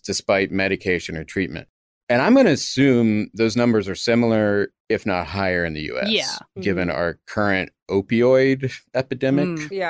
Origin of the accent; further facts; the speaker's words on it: United States; I'm an American.